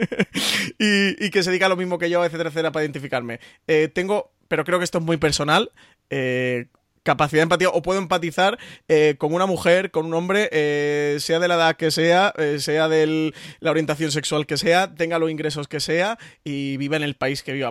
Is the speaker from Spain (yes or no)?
yes; Spain; somos españoles y vivimos en España